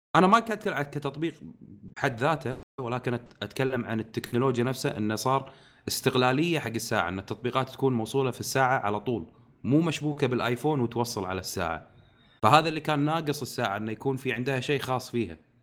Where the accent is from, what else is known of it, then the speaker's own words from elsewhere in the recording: Kuwait; عندنا بالكويت